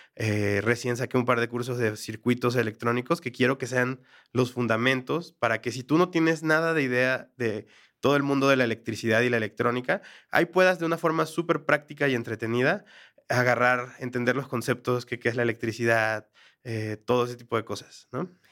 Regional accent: Mexico; moved away as an adult; now in Bogotá, Colombia; soy mexicano, trabajar en mi país es relativamente más simple

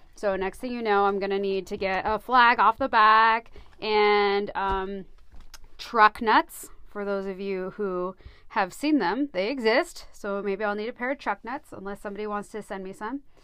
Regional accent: United States; I grew up here in Coos County, so, you know, out in the middle of nowhere, really

